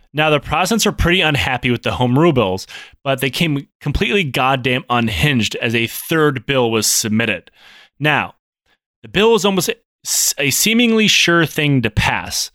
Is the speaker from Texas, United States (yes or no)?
no; Detroit, Michigan, United States; moved away; growing up in Detroit.